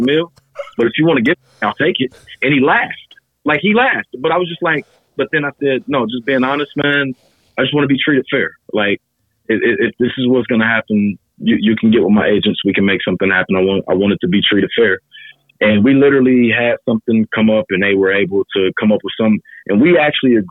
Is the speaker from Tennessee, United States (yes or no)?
no; Cincinnati, Ohio, United States; my hometown in Cincinnati